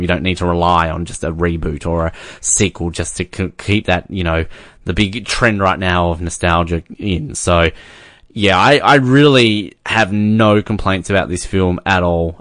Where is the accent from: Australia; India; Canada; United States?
Australia; as an Australian